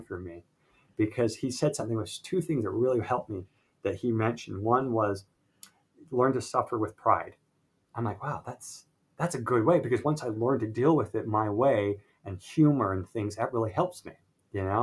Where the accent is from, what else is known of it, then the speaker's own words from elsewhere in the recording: Salt Lake City, Utah, United States; I was born and raised in Salt Lake City, Utah